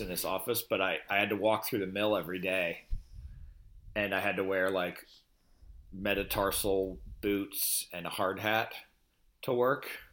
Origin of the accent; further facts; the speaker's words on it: Pennsylvania, United States; my life growing up in Pennsylvania